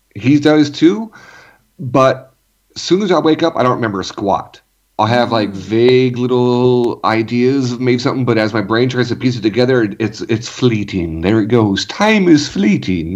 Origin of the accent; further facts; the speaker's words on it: California, United States; growing up in California too